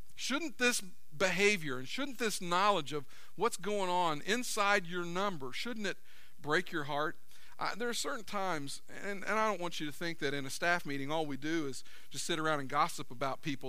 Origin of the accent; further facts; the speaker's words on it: United States; I grew up in America